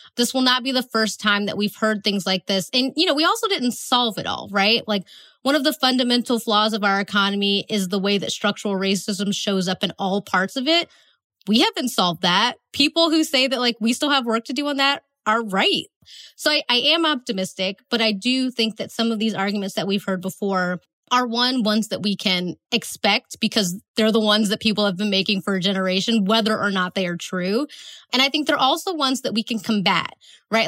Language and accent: English; Northeast Ohio, United States; moved away as an adult; also born or lived in Atlanta, Georgia; I'm from Northeast Ohio, so we have a NASA center that's close to us. And when I was in high school, I worked there in the summers